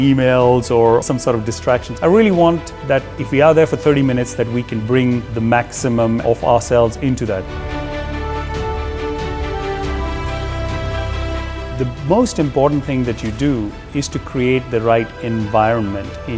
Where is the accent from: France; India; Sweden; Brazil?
India; moved away as an adult; also born or lived in Belgium / England / Netherlands; born in India and, I'm a Belgian by my nationality.